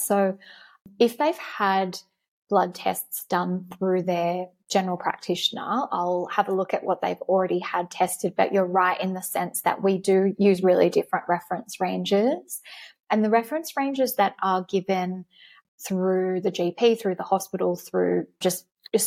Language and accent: English; Australia; being an Australian, is that we live in this beautiful, sunny, vitamin D rich location